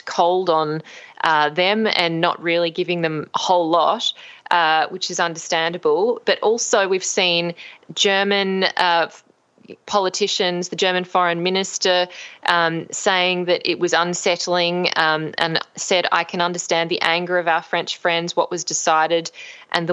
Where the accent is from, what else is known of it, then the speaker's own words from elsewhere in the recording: Australia; as an Australian, to see what my own country is doing on the world stage